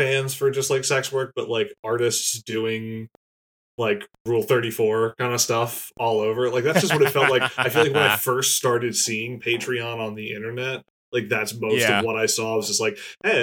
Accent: Pennsylvania, United States; I went through the American public school system in Pennsylvania

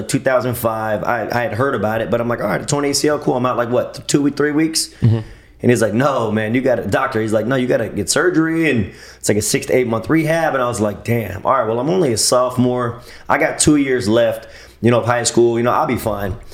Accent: Pembroke Pines, Florida, United States; also born or lived in Chicago; I'm actually from Pembroke Pines, born and raised Pembroke Pines.

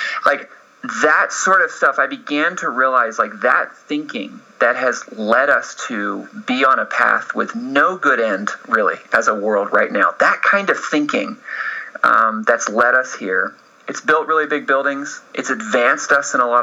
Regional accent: Atlanta, Georgia, United States; moved away as an adult; now in Los Angeles, United States; I grew up in Atlanta. And I moved out to Los Angeles to pursue film

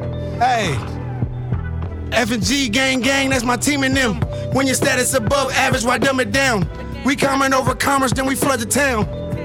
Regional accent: Compton, California, United States; born and raised. I was born in Compton, California.

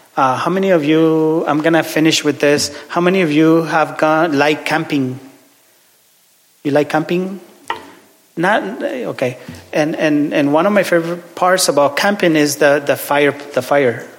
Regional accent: Ciudad Juárez, Chihuahua, Mexico; English is a second language; moved away; I'm from Ciudad Juarez, which is border city with El Paso, Texas.

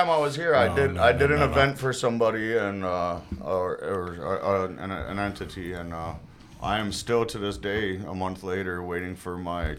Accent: United States; No, I'm dual citizen, but I was born in the States.

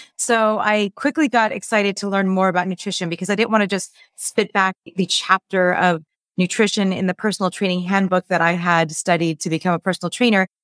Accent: Los Angeles, California, United States; So, I grew up in Los Angeles. I'm still in Los Angeles, born and raised

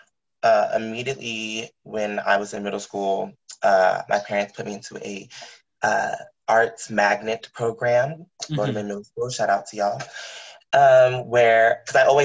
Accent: outside the suburbs of DC, Maryland, United States; I grew up in Maryland, right outside the suburbs of DC

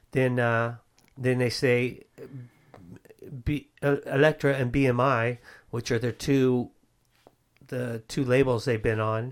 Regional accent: the Bay Area, California, United States; I'm from the Bay Area

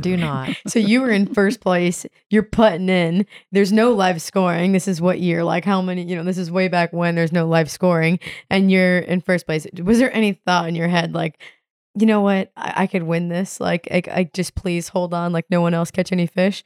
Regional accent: the Florida Keys, United States; growing up in the Keys

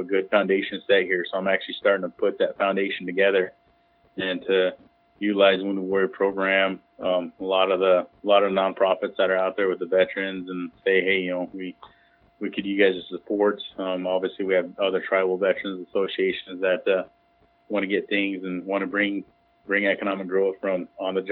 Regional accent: Pine Ridge Indian Reservation, South Dakota, United States; I was born and raised on Pine Ridge Indian Reservation in South Dakota here.

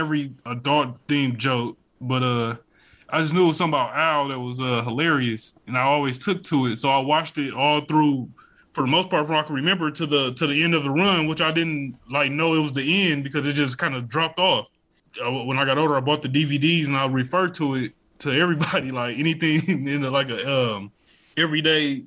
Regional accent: Milwaukee, Wisconsin, United States; I'm from Milwaukee, Wisconsin

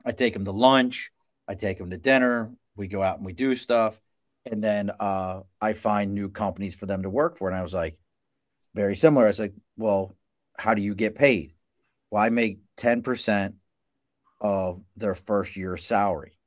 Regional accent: Baltimore, Maryland, United States; moved away; also born or lived in New York; I'm from Baltimore originally

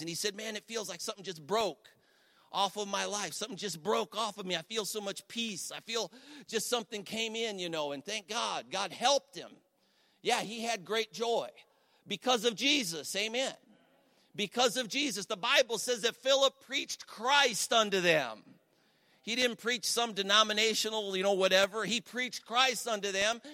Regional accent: Cleveland, Ohio, United States; moved away as an adult; now in Ashtabula, United States

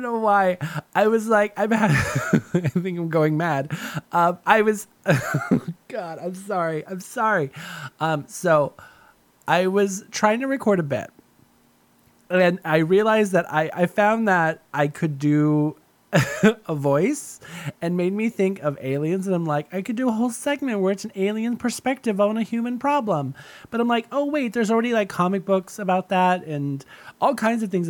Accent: Southern California, United States; moved away; I'm from Southern California and it doesn't rain that often there

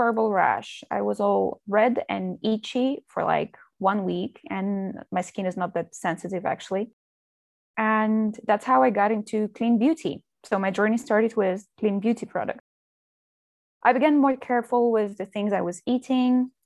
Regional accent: Moscow, Russia; moved away as an adult; now in Spain; I'm from Russia. I was born and raised in Moscow, where I finished school

